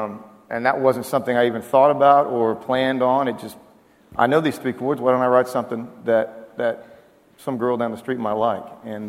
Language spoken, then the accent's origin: English; Oklahoma, United States; moved away as an adult; also born or lived in Waco, Texas; I'm from Oklahoma, as is Ryan and Randy Grimmett and the Okies out there. And growing up in Oklahoma